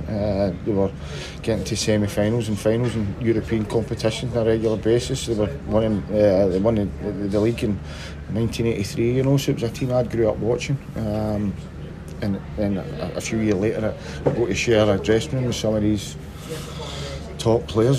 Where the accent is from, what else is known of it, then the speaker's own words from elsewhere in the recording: Glasgow, Scotland, United Kingdom; growing up in Castlemilk was um, that was good